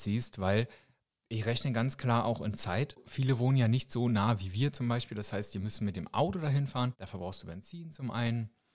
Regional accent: Germany; now in Switzerland; als Deutscher, der ich hier schon eine Weile lebe

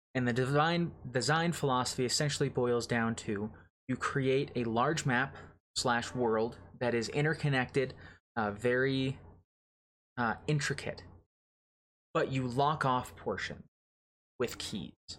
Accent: United States; as an American

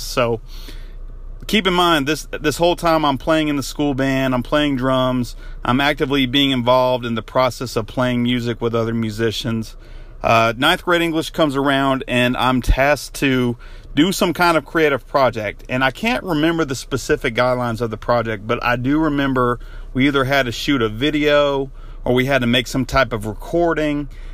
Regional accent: Denver, North Carolina, United States; moved away; I'm actually in my hometown of Denver, North Carolina right now

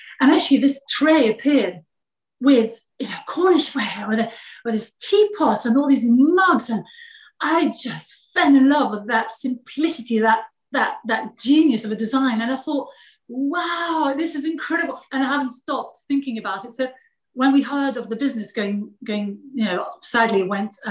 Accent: France; English is a second language; moved away as an adult; also born or lived in London, United Kingdom; now in England, United Kingdom; I was born in France

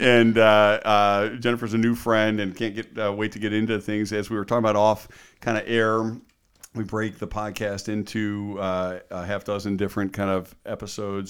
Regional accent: Cleveland, Ohio, United States; now in Cincinnati, United States; I'm a Cleveland guy originally

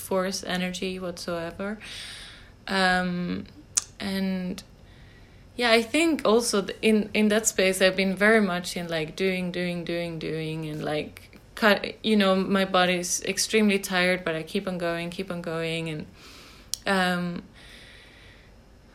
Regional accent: Järna, Stockholm County, Sweden; I grew up in Sweden, outside Stockholm, in a countryside town called Järna.

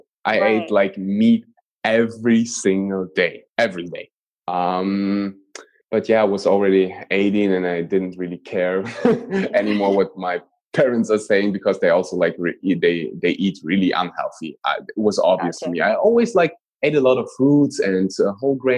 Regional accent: Germany; I was born and raised in Germany

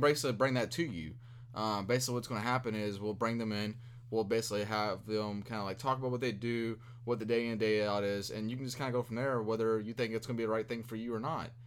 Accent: Louisville, Kentucky, United States; I'm from Louisville, Kentucky. Uh, was born and raised here

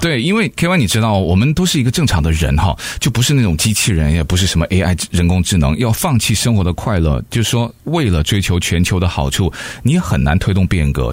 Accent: United States; 我们美国人

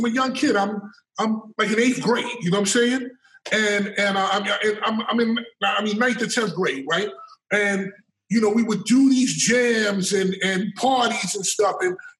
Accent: New York, United States; also born or lived in Co-op City, Bronx; I'm from Harlem. I'm a Harlem guy. I grew up in Schaumburg Projects

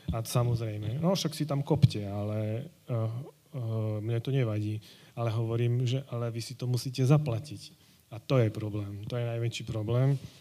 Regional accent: Domaňovce, Prešov Region, Slovakia; Domaňovce. To je okres Levoča.

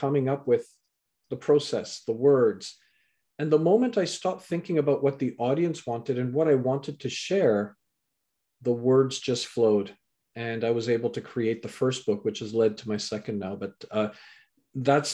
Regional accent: Canada; also born or lived in England; so I was born in England, raised in Canada

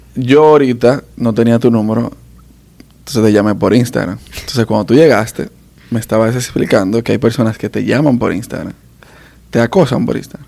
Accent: Dominican Republic; accent: Dominican; also born or lived in New York, United States; now in United States; Yo nací allá, pero nada más nací

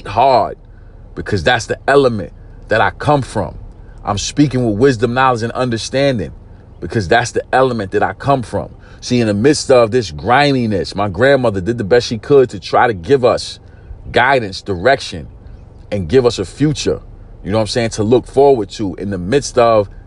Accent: New York City, New York, United States; I'm from East New York, Brooklyn. Grew up in a housing project called Pink Houses.

